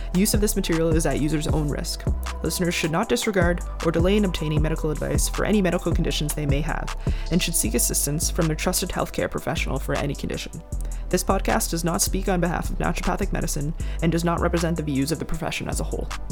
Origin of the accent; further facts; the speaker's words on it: Cole Harbour, Nova Scotia, Canada; I grew up in Cole Harbor.